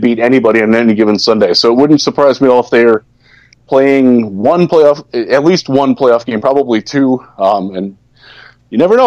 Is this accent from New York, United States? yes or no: no; Cleveland, Ohio, United States; moved away; I'm from Cleveland. It's my hometown